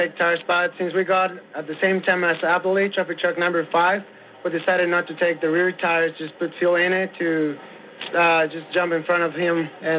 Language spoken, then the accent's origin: English; Mexico; because I'm from Mexico